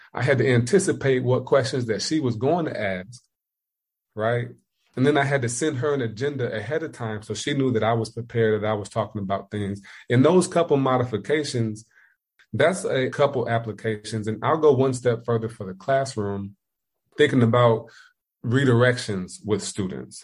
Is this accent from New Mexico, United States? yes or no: no; Indiana, United States; moved away as an adult; also born or lived in Ohio; now in South Carolina, United States